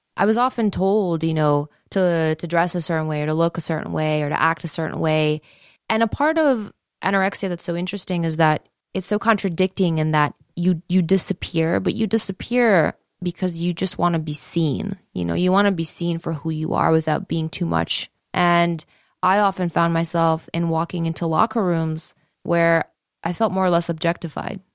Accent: Detroit, Michigan, United States; I grew up in the Joe Louis Arena

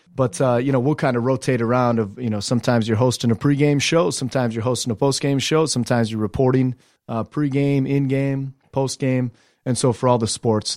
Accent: Delta, Ohio, United States; I grew up in Ohio in a real small town called Delta, about 2,500 strong.

